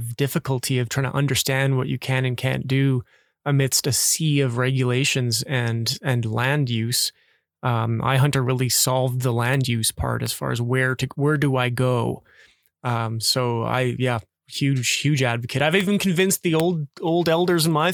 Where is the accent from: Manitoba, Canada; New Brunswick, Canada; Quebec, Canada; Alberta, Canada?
Alberta, Canada; northern; being a Canadian